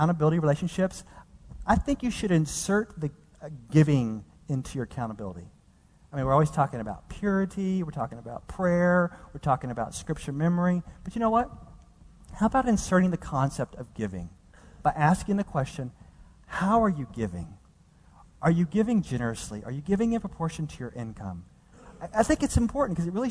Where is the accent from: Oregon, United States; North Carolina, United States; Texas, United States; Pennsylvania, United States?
Texas, United States; Dallas; moved away as an adult; now in California, United States; the place where I grew up in this downtrodden portion of Dallas